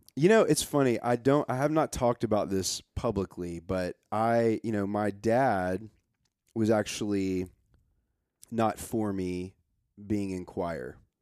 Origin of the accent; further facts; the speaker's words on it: Nashville, Tennessee, United States; moved away as an adult; I grow up in Nashville